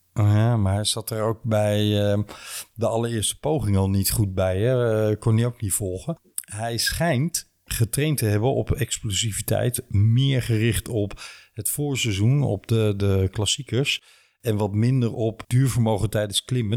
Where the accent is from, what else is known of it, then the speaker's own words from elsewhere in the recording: Limburg, Netherlands; als Limburger